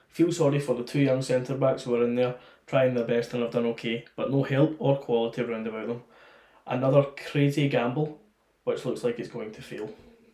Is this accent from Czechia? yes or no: yes; Czechia; English is a second language; Czech Republic.